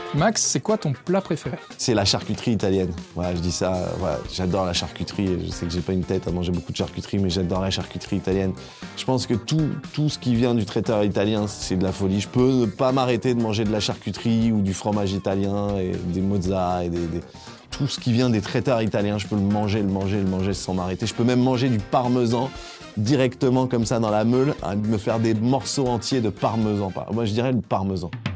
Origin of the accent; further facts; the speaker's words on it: Paris, Île-de-France, France; ma région d'origine euh, est Paris, Île-de-France. Je suis né dans le 18e arrondissement